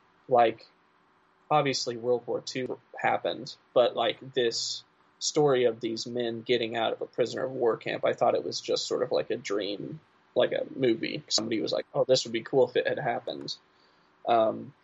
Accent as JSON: {"language": "English", "region": "Midwest", "country": "United States", "said": "I'm from the Midwest"}